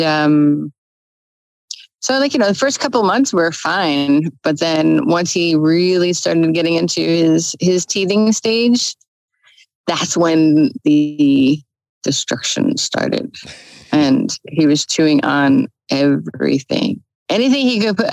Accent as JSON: {"language": "English", "region": "New Jersey", "country": "United States", "moved": "yes", "said": "I'm originally from New Jersey. So I was up in New Jersey visiting family"}